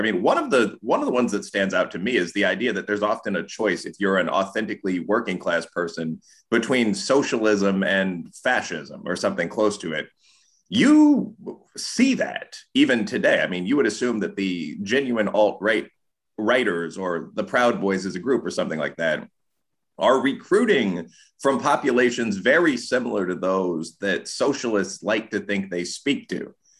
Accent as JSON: {"language": "English", "town": "Chicago", "region": "Illinois", "country": "United States", "tie": "born or raised there", "also_born_or_lived": "Aurora, Illinois", "moved": "yes", "lives_now": "Louisville, United States", "said": "I actually grew up in the hood. I was born on the south side of Chicago. I moved to the east side of nearby Aurora"}